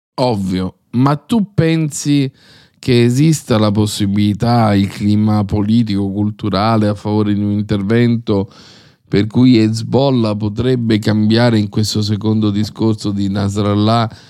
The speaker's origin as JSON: {"language": "Italian", "town": "Rome", "region": "Lazio", "country": "Italy", "tie": "born or raised there", "also_born_or_lived": "Cagliari, Sardinia", "said": "io sono cresciuto a Cinecittà Est, figlio di emigranti Nato a Cagliari"}